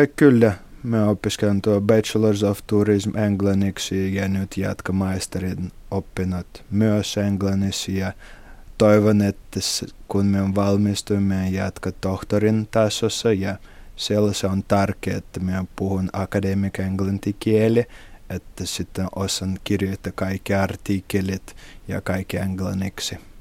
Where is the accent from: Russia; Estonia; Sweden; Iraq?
Russia; Saint Petersburg; Finnish is a second language; moved away as an adult; now in Imatra, Finland; me olen kotoisin Pietristä.